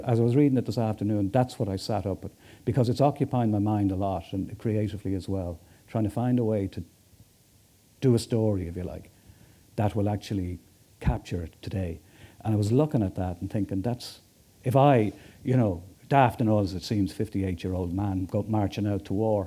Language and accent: English; Dublin, Leinster, Ireland; I come from Kilbarrick in north, on the north side.